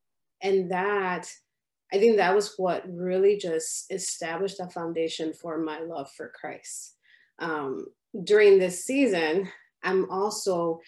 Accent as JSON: {"language": "English", "town": "Chicago", "region": "Illinois", "country": "United States", "said": "And by different, I mean, my parents are from the Dominican Republic. And so here, I'm from Chicago."}